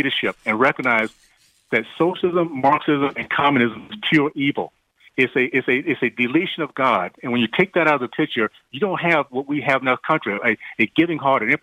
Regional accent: Deep South, United States; growing up in the Deep South in the 60s

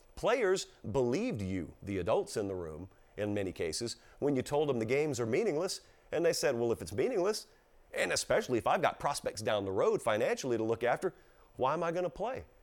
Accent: the South, United States; I come from the South, okay? And I come from the sixty-five corridor and the seventy-five corridor. There are a lot of small towns in South Georgia and South Alabama

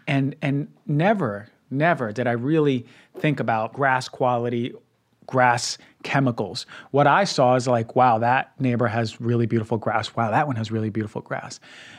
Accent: Queens, New York, United States; So as you may not know, I grew up in Queens, New York, and I wasn't exposed to tons of grass.

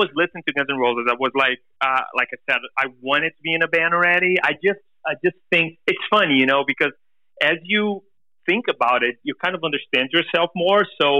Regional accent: Brazil; English is a second language; we are a band from Brazil. My family is from Holland. And so I've been always, like, in between Europe and Brazil.

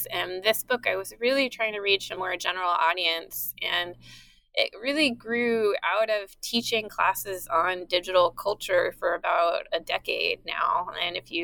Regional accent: East Bay, Northern California, United States; moved away as an adult; also born or lived in San Diego / East Coast; now in Philadelphia, United States; I grew up in Northern California

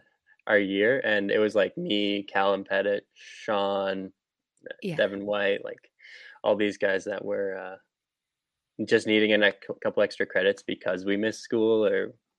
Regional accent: Whistler, British Columbia, Canada; born or raised there

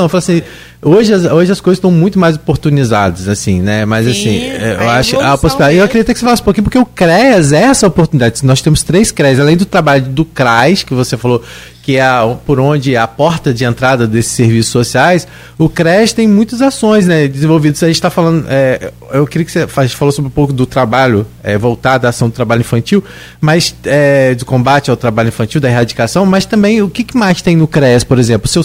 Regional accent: Gruçaí, Rio de Janeiro, Brazil; na minha época, que eu fiz faculdade, que eu vim de Gruçaí para cá para fazer faculdade

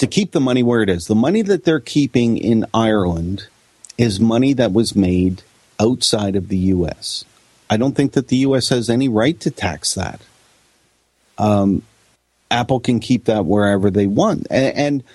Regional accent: Canada

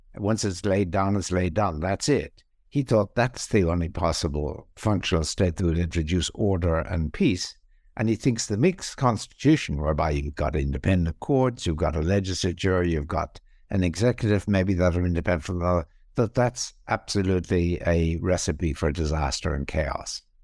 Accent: Ireland; moved away as an adult; also born or lived in England / Australia / Princeton, United States; I was born in Ireland. I was also trained in Ireland in philosophy.

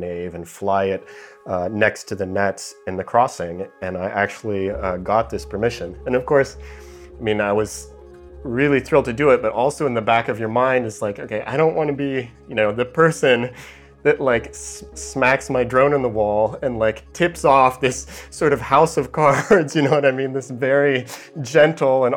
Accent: near Yosemite National Park, California, United States; I grew up near Yosemite National Park

